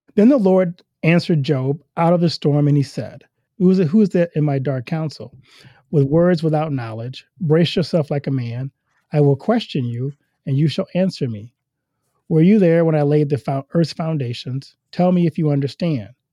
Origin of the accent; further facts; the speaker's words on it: Louisiana, United States; moved away as an adult; now in Iowa, United States; I'm from Louisiana